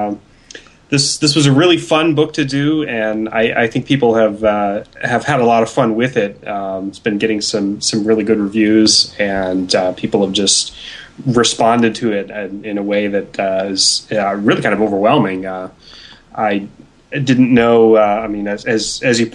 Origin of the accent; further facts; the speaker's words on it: Pacific Northwest, United States; I'm from the Pacific Northwest